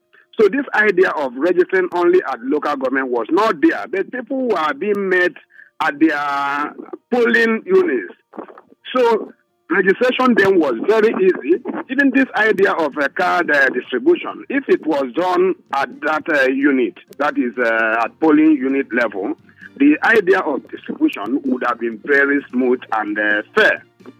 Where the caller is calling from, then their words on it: Ijagamo, Lagos, Nigeria; I'm calling you from Ijagamo.